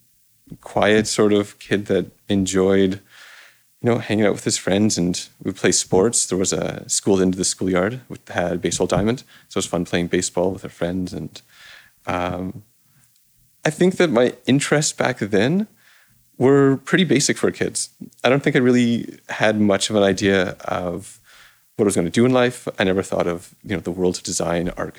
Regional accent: Toronto, Ontario, Canada; I grew up in Toronto, in this little corner between Rosedale and Forest Hill.

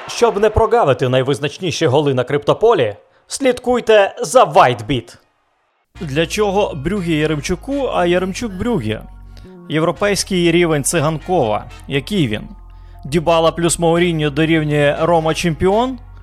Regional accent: Lviv, Lviv Oblast, Ukraine; moved away; я ж з Західної України зі Львова

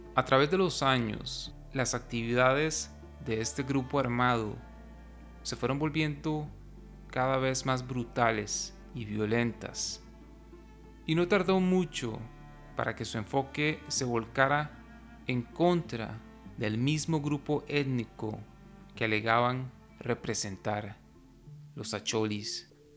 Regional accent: Costa Rica; Como costarricense, que ha vivido la mayor parte de su vida en un contexto completamente diferente

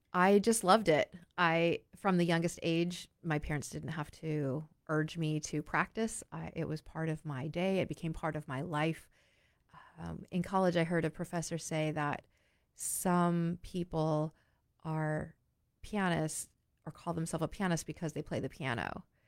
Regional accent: Oregon, United States; moved away as an adult; also born or lived in New York State / Philadelphia; I was from a small, a small state, as far as numbers, I was from Oregon

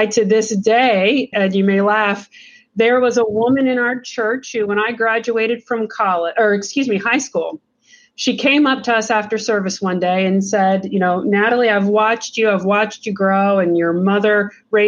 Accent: Lancaster, Ohio, United States; I grew up outside Lancaster, Ohio

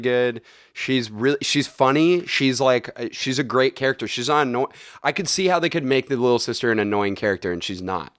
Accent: Bay Area, California, United States; I am from the Bay Area.

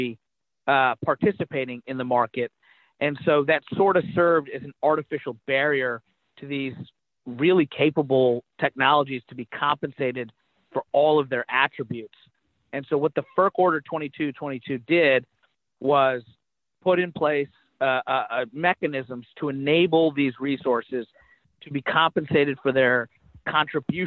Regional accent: Kentucky, United States; I was a Republican from Kentucky

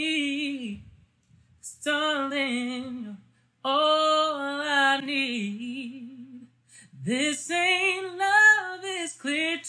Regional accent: Hartford, Connecticut, United States; I'm from Hartford, Connecticut.

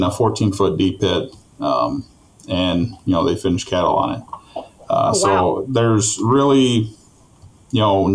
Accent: Rushmore, Minnesota, United States; I was born and raised in Rushmore, Minnesota

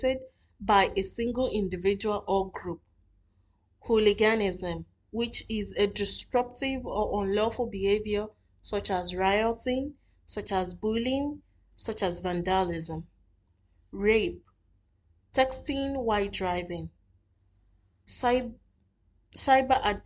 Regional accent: Nigeria; moved away as an adult; now in Doha, Qatar; I am a Nigerian living in Doha, Qatar

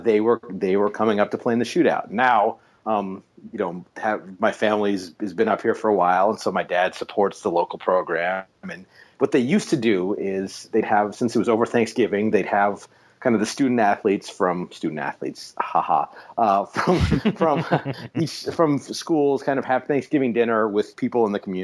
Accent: Alaska, United States; I live in and I grew up in Alaska.

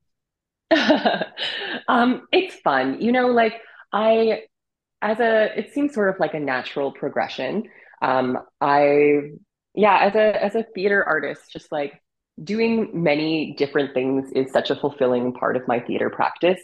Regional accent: Canada; my relationship with my Ukrainian grandmother growing up in Canada

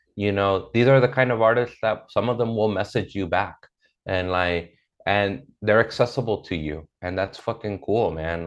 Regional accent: Inglewood, California, United States; also born or lived in South Central, Los Angeles; I grew up in Inglewood as a kid, and then as an adult, I lived in South Central, which is right next door

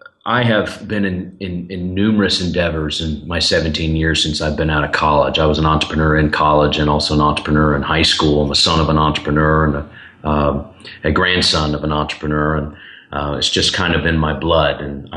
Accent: Charlotte, North Carolina, United States; also born or lived in Boston / Birmingham; now in Nashville, United States; I'm originally from Charlotte, North Carolina. I live here in Nashville now. I've been here for 11 years with short stops in Boston, Massachusetts, and Birmingham, Alabama

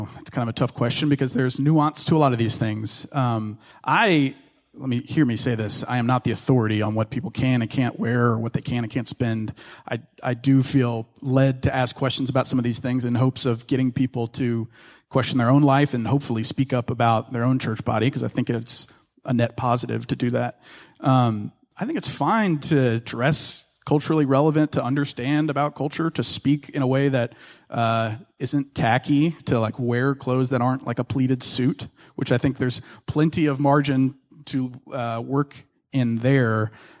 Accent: Ruston, Louisiana, United States; So I grew up in North Louisiana in this town called Ruston, and had two great parents.

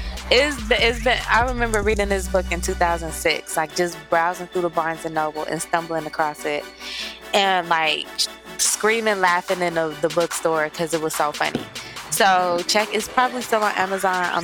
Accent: Missouri, United States; I grew up in Missouri

